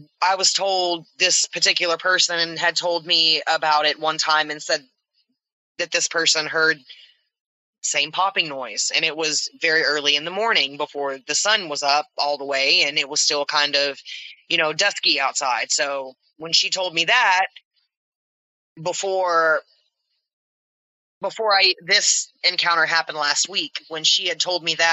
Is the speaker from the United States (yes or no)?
yes; the South, United States; We're from the South